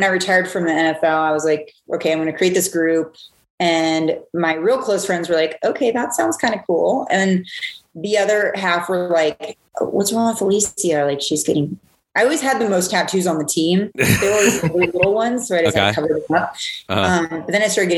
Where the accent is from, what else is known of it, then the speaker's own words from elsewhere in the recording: Seattle, Washington, United States; moved away as an adult; also born or lived in Hawaii / Atlanta; I've lived all over the place, all over the country. I grew up in Seattle